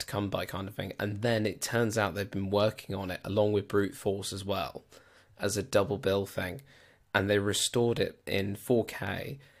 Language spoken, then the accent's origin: English; United Kingdom; I am British